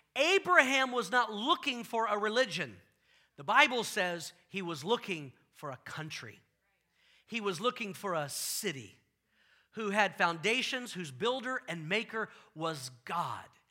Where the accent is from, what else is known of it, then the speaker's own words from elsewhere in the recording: the South, United States; I grew up in the South